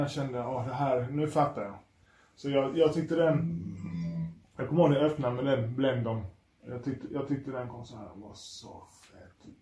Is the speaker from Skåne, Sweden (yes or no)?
yes; Skåne, Sweden; moved away as an adult; jag kom från Skåne. Jag var 19